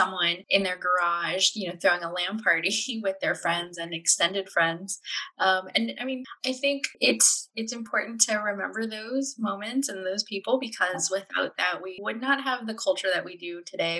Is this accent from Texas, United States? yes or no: yes; San Antonio, Texas, United States; as a kid growing up in San Antonio